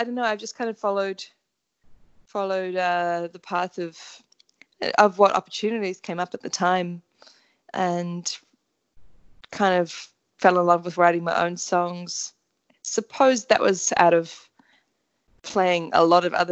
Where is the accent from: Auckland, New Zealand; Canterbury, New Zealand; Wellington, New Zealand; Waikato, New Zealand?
Auckland, New Zealand; I'm from Auckland, New Zealand